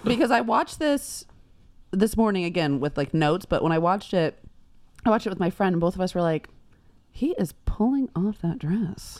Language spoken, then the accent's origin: English; Texas, United States; I'm just from Texas